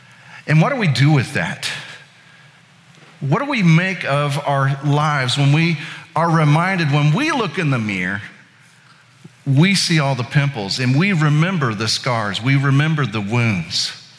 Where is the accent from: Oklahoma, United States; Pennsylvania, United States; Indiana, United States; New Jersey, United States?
Indiana, United States; now in Atlanta, United States; My wife is a native of Atlanta. I am actually originally from Indiana. But 2 decades in the South, you're gonna hear some y'alls come out of me every now and then.